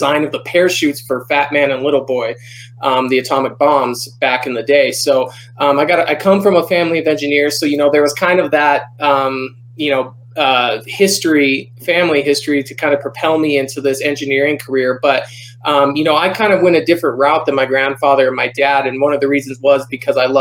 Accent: Albuquerque, New Mexico, United States; also born or lived in Rapid City, South Dakota / Helena, Montana; I grew up in Albuquerque, New Mexico, born and raised. I lived in Rapid City, South Dakota for a few years, but mostly here in Albuquerque

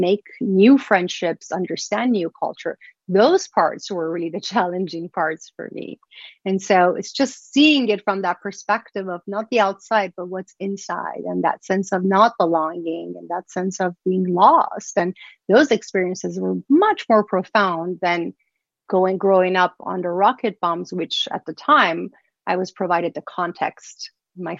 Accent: Iran; moved away; I was born and raised in Iran

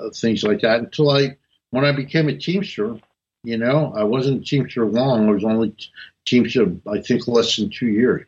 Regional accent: North New Jersey, United States; I was raised in North New Jersey

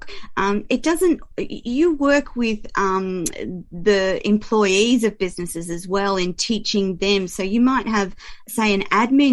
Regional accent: Australia; I'm an Aussie

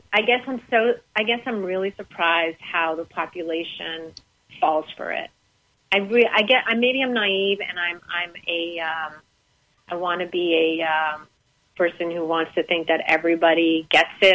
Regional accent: Canada; moved away as an adult; also born or lived in Boston; now in United States; growing up in Canada, I was very worldly.

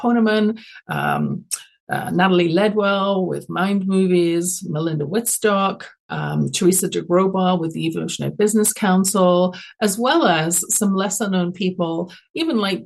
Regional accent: London, United Kingdom; now in Canada; my own experience growing up, you can tell I'm not from Canada originally, even though I'm broadcasting from California through BBS. I was born in London, England

